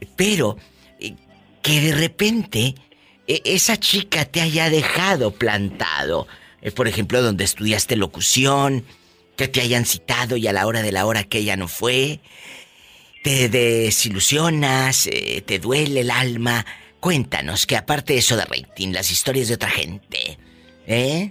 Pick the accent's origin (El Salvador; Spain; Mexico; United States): Mexico; Matamoros, Tamaulipas; en mi tierra, el Matamoros es pura de harina